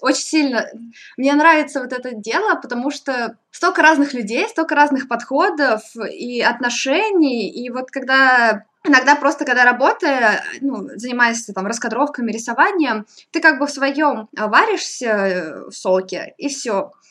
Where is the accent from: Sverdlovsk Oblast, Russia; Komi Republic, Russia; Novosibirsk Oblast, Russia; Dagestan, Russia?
Novosibirsk Oblast, Russia; Novosibirsk; moved away as an adult; now in Moscow, Russia; Я вообще из Новосибирска была. М, а, в принципе, из Сибири